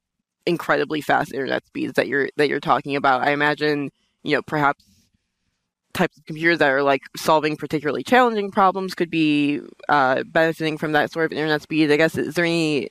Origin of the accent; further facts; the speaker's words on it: New York City, New York, United States; I'm from Brooklyn